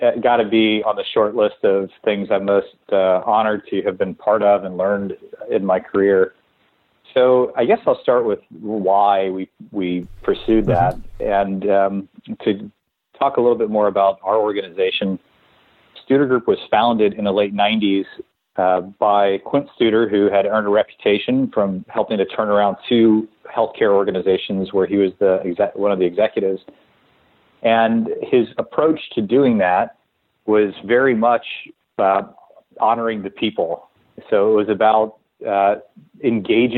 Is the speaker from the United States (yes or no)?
yes; New Orleans, Louisiana, United States; I grew up in New Orleans